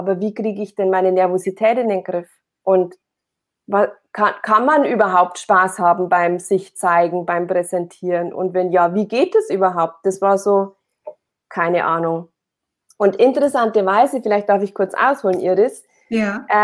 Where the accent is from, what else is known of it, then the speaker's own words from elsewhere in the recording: Amberg, Bavaria, Germany; ähm, ich komme aus Amberg. Das ist ein kleiner, kleiner Ort, eine Kleinstadt in der Oberpfalz in Bayern.